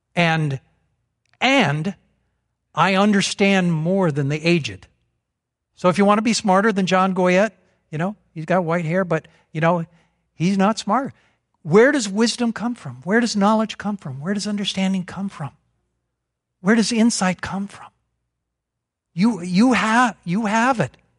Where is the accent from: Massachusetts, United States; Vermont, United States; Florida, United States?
Vermont, United States; we're from Vermont.